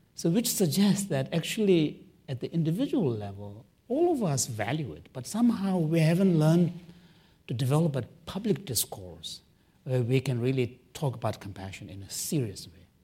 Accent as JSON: {"language": "English", "country": "Canada", "said": "I'm a Canadian"}